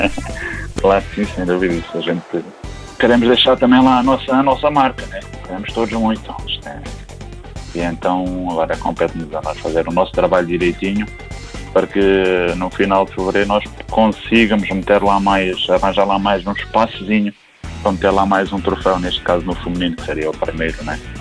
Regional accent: Portugal; nós portugueses

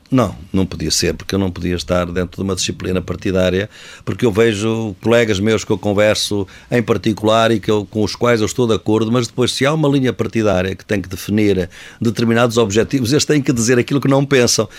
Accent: Coimbra, Centro, Portugal; uma das minhas casas é exatamente esta cidade onde eu nasci, Coimbra

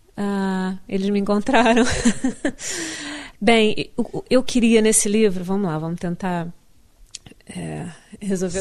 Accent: Rio de Janeiro, Brazil; moved away as an adult; now in United States; eu vou me sentir carioca sempre, mesmo que nunca mais volte ao Rio de Janeiro

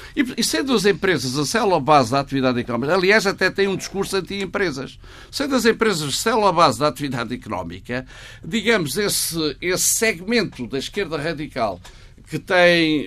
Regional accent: Portugal; eu como economista e como português

